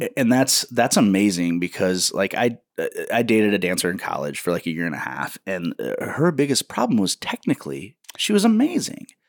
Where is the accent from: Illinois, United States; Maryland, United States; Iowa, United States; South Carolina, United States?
Iowa, United States; Waterloo; in Iowa, I live in, in a town called Waterloo